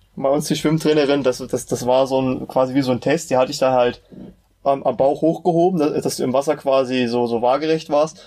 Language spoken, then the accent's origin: German; Meiningen, Thuringia, Germany; Ich komme aus der wunderbaren Stadt Meiningen, die wahrscheinlich kaum ein Mensch kennen wird